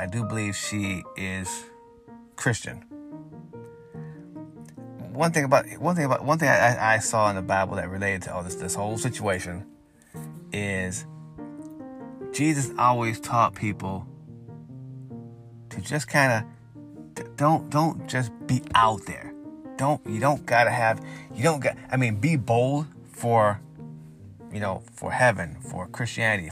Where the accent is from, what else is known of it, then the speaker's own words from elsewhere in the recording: Grand Rapids, Michigan, United States; I grew up in Grand Rapids, Michigan, and the city's okay.